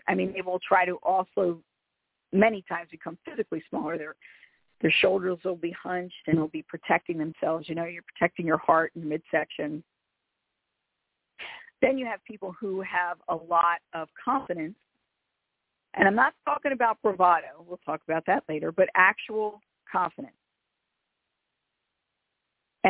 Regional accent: Philadelphia, Pennsylvania, United States; I'm from Philadelphia. More specifically, I'm from South Philadelphia, which is an Italian and Irish ghetto

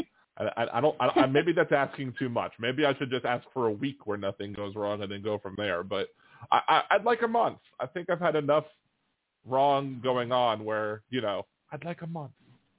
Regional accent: Maryland, United States; now in New Orleans, United States; I was always surprised because I came from Maryland, and in Maryland you have to do an emissions test on your vehicles

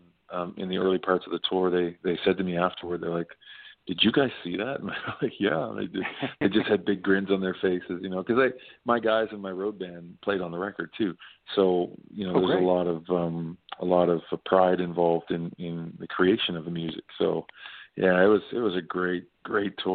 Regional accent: Nova Scotia, Canada; a singer-songwriter, born and raised in Nova Scotia, I grew up on all sorts of music

